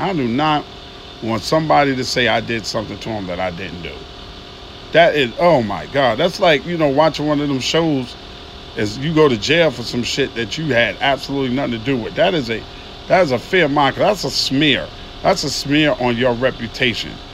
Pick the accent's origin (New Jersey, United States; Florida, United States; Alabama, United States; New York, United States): New York, United States; New York City; moved away as an adult; now in Atlanta, United States; I'm from Queens, New York